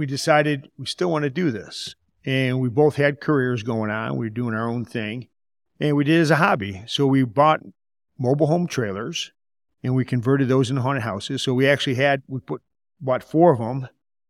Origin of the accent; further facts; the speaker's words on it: Michigan, United States; From Michigan. Grew up in Michigan.